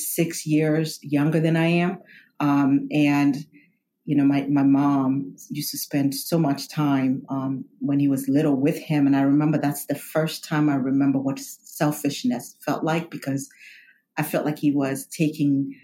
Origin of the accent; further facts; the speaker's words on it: Kenya; moved away; I'm a first generation immigrant. I was born in Kenya.